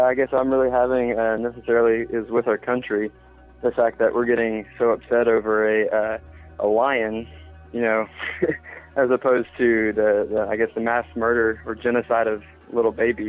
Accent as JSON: {"language": "English", "town": "Charleston", "region": "South Carolina", "country": "United States", "said": "I'm from Charleston, South Carolina."}